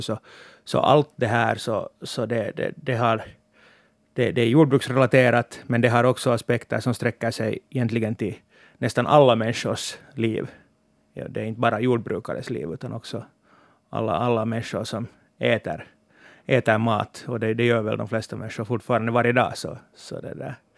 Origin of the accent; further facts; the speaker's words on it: Sarvsalö, Uusimaa, Finland; moved away as an adult; now in Helsinki, Finland; jag är hemma från Sarpsölö och, och driver också ett familjejordbruk där